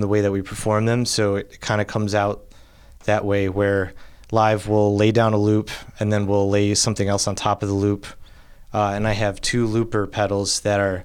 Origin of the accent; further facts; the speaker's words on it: outside Rochester, Western New York, United States; I'm from Western New York, outside Rochester